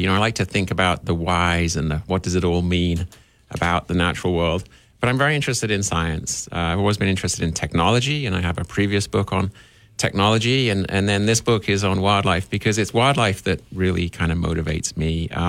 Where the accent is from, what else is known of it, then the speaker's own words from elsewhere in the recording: South East England, United Kingdom; moved away as an adult; also born or lived in Alaska; now in Missoula, United States; So I do have a slightly funny accent, which is understandable. First half of my life, grew up in southern England on the coast.